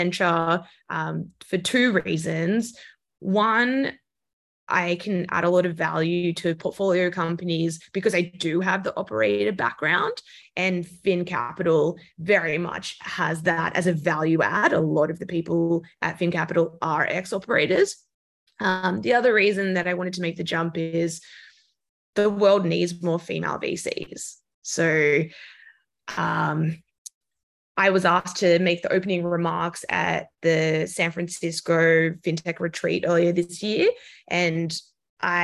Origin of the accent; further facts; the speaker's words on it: Australia; moved away as an adult; also born or lived in London; now in New York City, United States; I'm Australian, so I worked for the big banks in Australia, CBA and Westpac